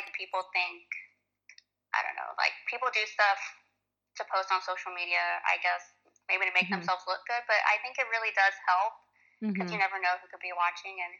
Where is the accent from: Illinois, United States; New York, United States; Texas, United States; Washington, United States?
Texas, United States; Corpus Christi; And Corpus is very conservative too. Like, we're from Texas